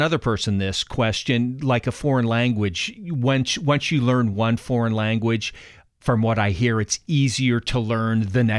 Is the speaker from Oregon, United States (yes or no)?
yes; Salem, Oregon, United States; As I mentioned, growing up in Salem, as I did